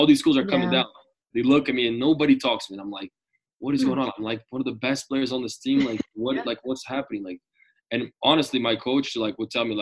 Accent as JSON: {"language": "English", "country": "Brazil", "also_born_or_lived": "Denver", "moved": "as an adult", "said": "I'm from Brazil"}